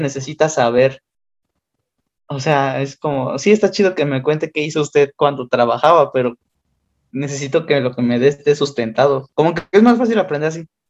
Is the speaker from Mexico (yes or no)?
yes; Mexico; accent: Mexican